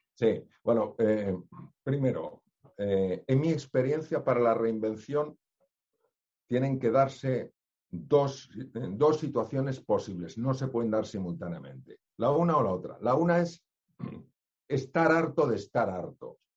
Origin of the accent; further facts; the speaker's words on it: Spain; yo soy español